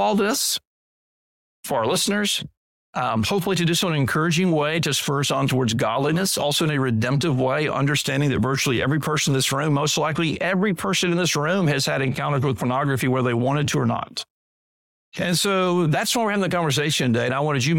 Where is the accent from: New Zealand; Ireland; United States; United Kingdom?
United States; Deep South; as a boy growing up in the Deep South, the Bible Belt culture